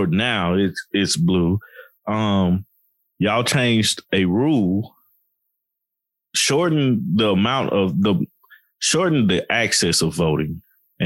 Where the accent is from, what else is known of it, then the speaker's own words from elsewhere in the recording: Chattanooga, Tennessee, United States; I still support Tennessee as the home team just because I'm from Tennessee. I'm from Chattanooga